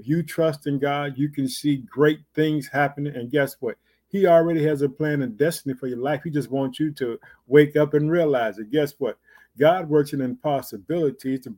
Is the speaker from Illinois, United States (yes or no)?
yes; Illinois, United States; also born or lived in Chicago; Illinois, which is my home state. I reside in the city of Chicago